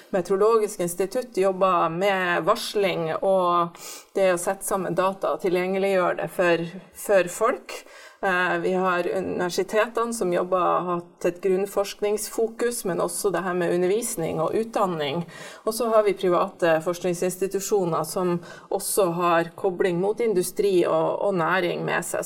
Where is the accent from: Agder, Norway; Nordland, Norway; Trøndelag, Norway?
Nordland, Norway; Bodø; accent: Nordland dialect; moved away; Jeg vokste opp i Bodø